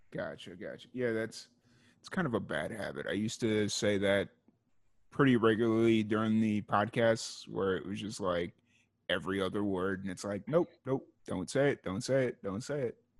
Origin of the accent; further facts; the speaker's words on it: Chicago, Illinois, United States; now in Waco, United States; I was growing up in Chicago.